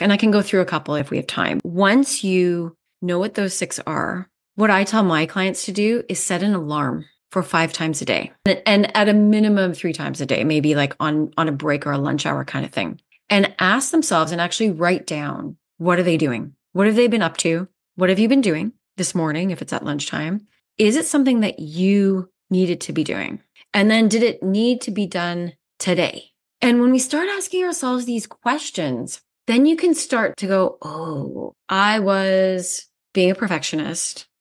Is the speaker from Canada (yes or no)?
yes; Canada; moved away as an adult; also born or lived in South Africa; I'm Canadian, and I moved to South Africa in two thousand nine on a whim